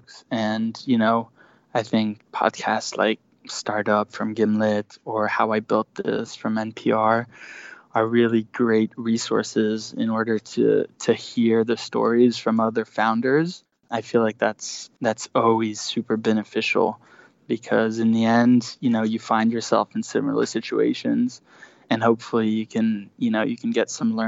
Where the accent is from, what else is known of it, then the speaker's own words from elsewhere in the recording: Switzerland; moved away as an adult; also born or lived in Spain / Germany / United States; now in New York, United States; I am Swiss and American. I grew up in Switzerland